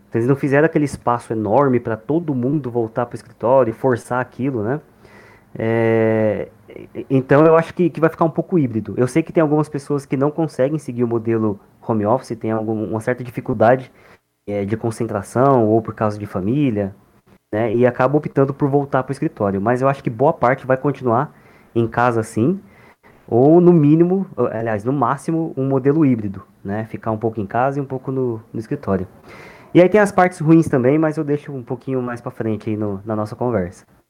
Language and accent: Portuguese; interior of São Paulo, Brazil; moved away as an adult; also born or lived in Ribeirão Preto / Florianópolis; now in Maringá, Brazil; eu não sou natural daqui, eu sou do interior de São Paulo.